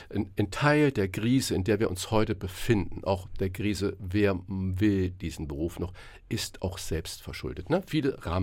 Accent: Saarland, Germany; born there; ich bin ja gebürtiger Saarländer.

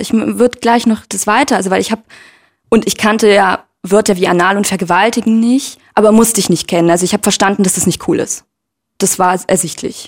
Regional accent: Leipzig, Saxony, Germany; ich bin in Leipzig aufgewachsen und in einem sogenannten Brennpunktviertel

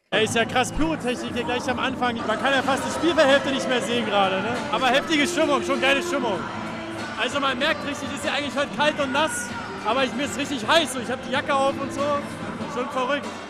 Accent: Berlin, Germany; als Berliner

